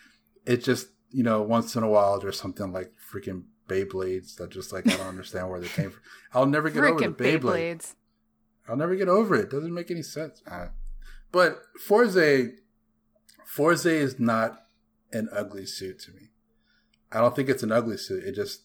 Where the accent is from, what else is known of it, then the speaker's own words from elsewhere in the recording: the South, United States; when you're from the South like us